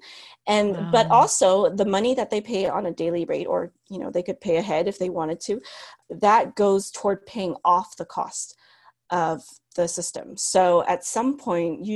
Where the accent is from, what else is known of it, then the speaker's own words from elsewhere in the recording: United States; first language Cantonese; moved away as an adult; also born or lived in Shenzhen, China / Hong Kong / Nairobi, Kenya; I'm Chinese American